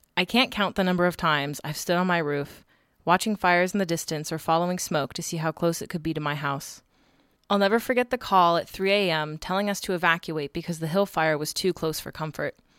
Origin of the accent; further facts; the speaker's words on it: Thousand Oaks, California, United States; growing up in Thousand Oaks